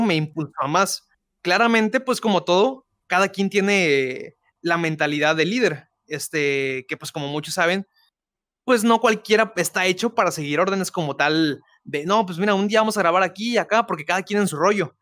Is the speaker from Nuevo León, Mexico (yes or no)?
yes; Guadalupe, Nuevo León, Mexico; soy nacido en Guadalupe, Nuevo León, México. Este, toda mi vida de aquí y yo creo que para siempre, ¿eh?